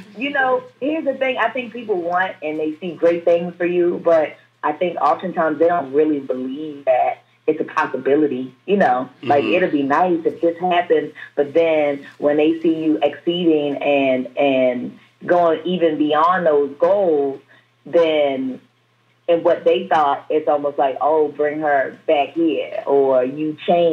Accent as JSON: {"language": "English", "town": "Baltimore", "region": "Maryland", "country": "United States", "tie": "born or raised there", "said": "I grew up in probably some of like top three worst neighborhood in Baltimore City"}